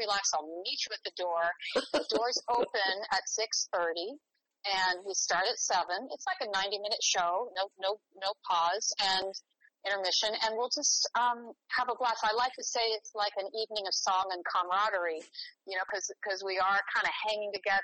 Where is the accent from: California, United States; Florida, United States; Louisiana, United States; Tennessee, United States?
California, United States; San Francisco Bay Area; also born or lived in Rome; now in New York, United States; I grew up in the San Francisco Bay Area.